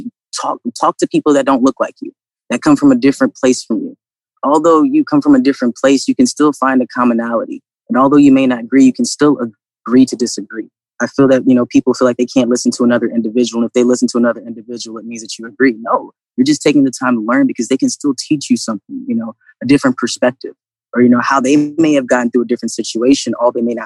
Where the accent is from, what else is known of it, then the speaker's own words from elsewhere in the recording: Virginia, United States; also born or lived in Atlanta / Florida Panhandle; now in Columbus, United States; I grew up in Virginia